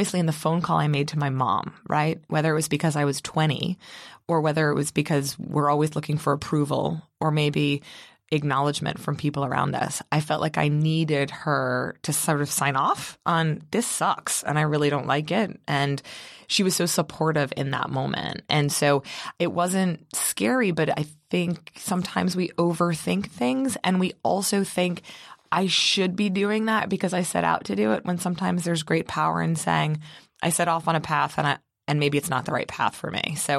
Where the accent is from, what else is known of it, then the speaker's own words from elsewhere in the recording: Baltimore, Maryland, United States; Yeah, so I grew up in Baltimore, Maryland